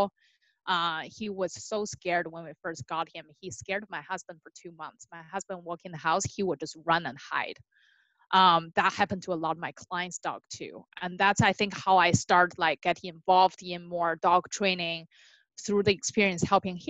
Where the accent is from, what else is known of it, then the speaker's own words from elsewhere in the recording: China; moved away as an adult; now in California, United States; I grew up in China